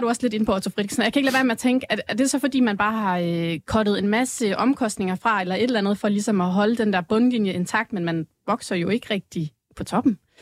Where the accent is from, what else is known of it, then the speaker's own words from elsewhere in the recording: South Jutland, Southern Denmark, Denmark; jeg er sønderjyde